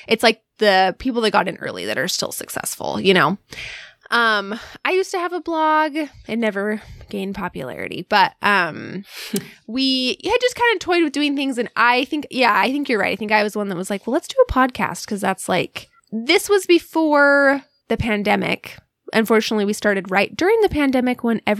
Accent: Alaska, United States; moved away; it's just been such a formative part of who we are, you know, is like growing up in Alaska

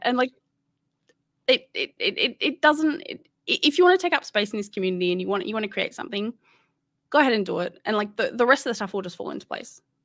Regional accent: Sydney, New South Wales, Australia; moved away; I'm originally from Sydney, and I don't live in Sydney anymore

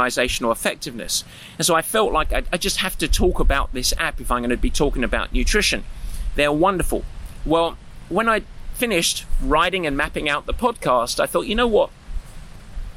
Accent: Southend-on-Sea, East of England, United Kingdom; now in United States; I grew up on the east side of London in Essex, a town called Southend

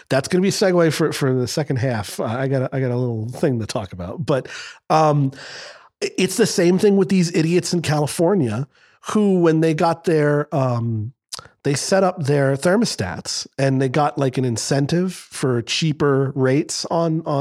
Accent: Scotland, United Kingdom; I'm Scottish

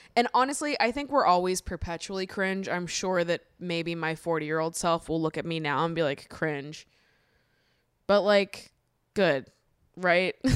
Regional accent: Hopkinton, Massachusetts, United States; I grew up in Hopkinton, Massachusetts

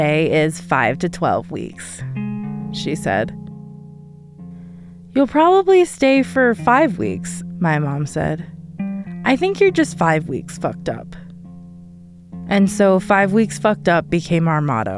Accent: Denver, Colorado, United States; Where I grew up in Denver

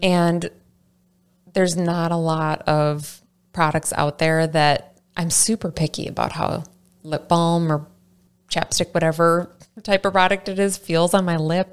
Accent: Saint Paul, Minnesota, United States; I'm from the Saint Paul area

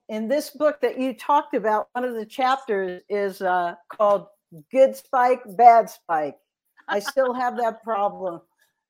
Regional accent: New York City, New York, United States; accent: Brooklyn; I was born in Brooklyn, New York in 1961, and I grew up in Bensonhurst

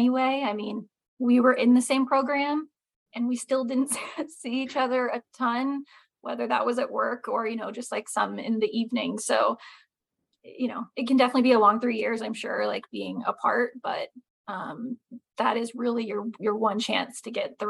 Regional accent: Indiana, United States; moved away as an adult; also born or lived in Pittsburgh, Pennsylvania; now in East Tennessee, United States; I'm from Indiana

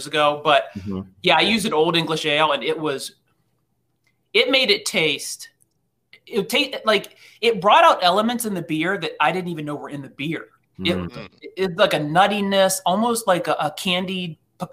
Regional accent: Ohio, United States; I'm from Ohio

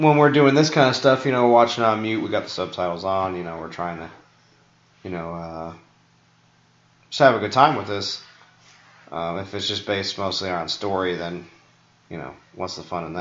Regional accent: New York, United States; I'm from New York

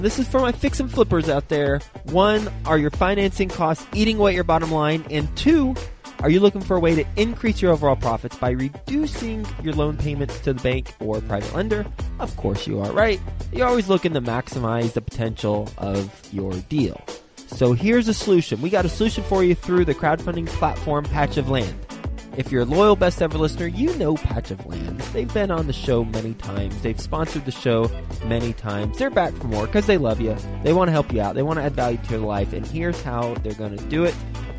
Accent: Flint, Michigan, United States; born there; Yes. I was born in Flint, Michigan.

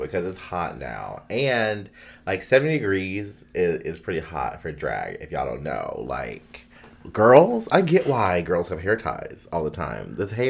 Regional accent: Durham, North Carolina, United States; I'm from East Durham now.

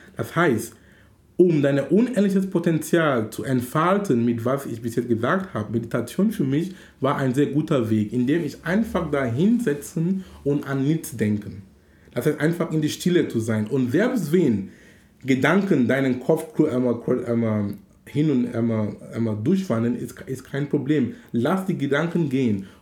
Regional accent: Cameroon; now in Hamburg, Germany; in Kamerun, wo ich herkomme

